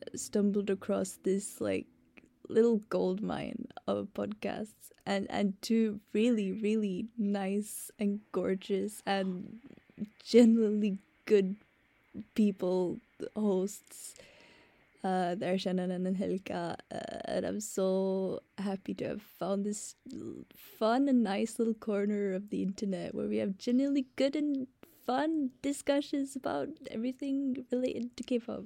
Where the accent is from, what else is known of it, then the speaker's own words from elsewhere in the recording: Sweden; I'm from Sweden.